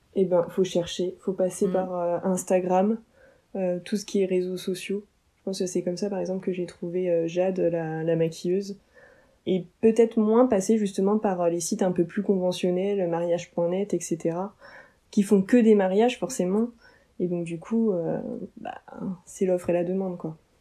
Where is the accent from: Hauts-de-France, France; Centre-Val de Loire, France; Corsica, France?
Hauts-de-France, France; Oise, Picardy; on est de l'Oise, en Picardie.